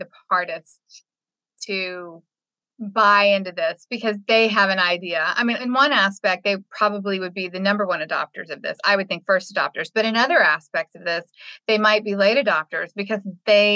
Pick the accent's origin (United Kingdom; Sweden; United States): United States; Texas; my home state